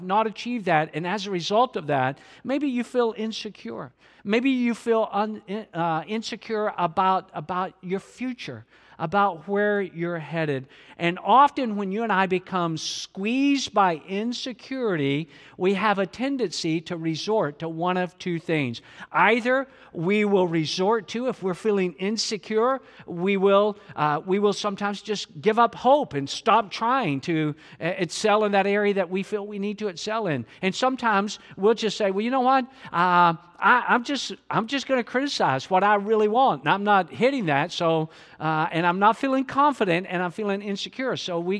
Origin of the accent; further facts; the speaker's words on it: Atlanta, Georgia, United States; a part of the home church that I grew up in the Atlanta metro area.